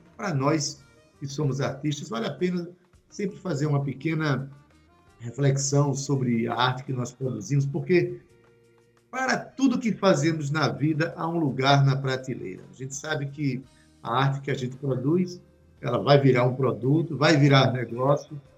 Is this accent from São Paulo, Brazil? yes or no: no; Itabaiana, Paraíba, Brazil; eu sou de Itabaiana